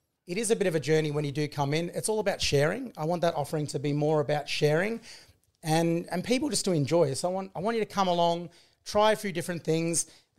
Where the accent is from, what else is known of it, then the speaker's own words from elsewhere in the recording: Victoria, Australia; Obviously, I'm from the Mornington Peninsula side, so to be able to come on this Ballerine side and start to create new relationships with the farmers and producers